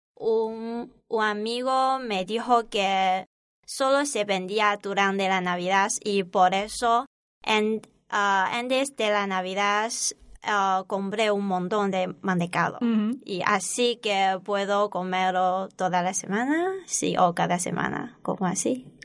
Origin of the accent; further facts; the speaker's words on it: Zhejiang, China; Spanish is a second language; moved away as an adult; now in Alcalá de Henares, Spain; soy de la parte del sur de China y de la provincia de Zhejiang. Es una provincia costera.